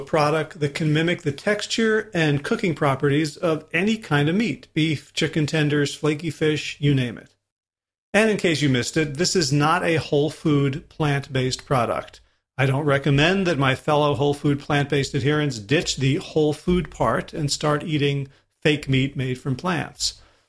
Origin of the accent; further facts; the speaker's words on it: North Carolina, United States; my home state of North Carolina